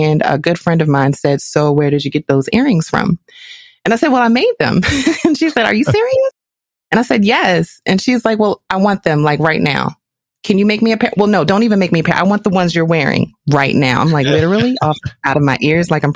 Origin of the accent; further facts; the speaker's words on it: Baltimore, Maryland, United States; I am from Baltimore with love. And as the youngest in the family